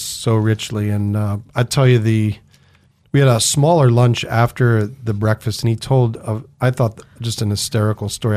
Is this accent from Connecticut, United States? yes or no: yes; Connecticut, United States; now in Idaho, United States; I grew up in Connecticut